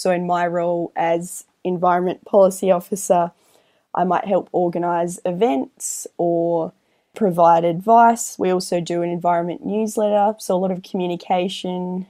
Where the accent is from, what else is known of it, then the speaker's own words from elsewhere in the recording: Albany, Western Australia, Australia; moved away; also born or lived in Melbourne; I grew up in Albany, where a lot of my friends are farmers